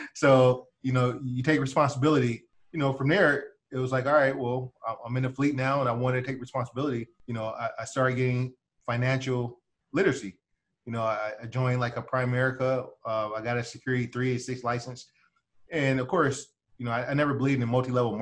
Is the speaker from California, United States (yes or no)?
yes; Oakland, California, United States; I grew up in the Bay Area